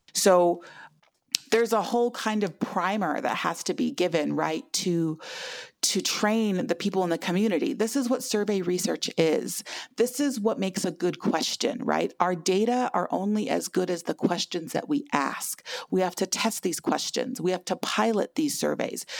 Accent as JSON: {"language": "English", "town": "Lame Deer", "region": "Montana", "country": "United States", "tie": "born or raised there", "said": "I was born and raised in Lame Deer, Montana, which is a small community on the Northern Cheyenne Indian Reservation"}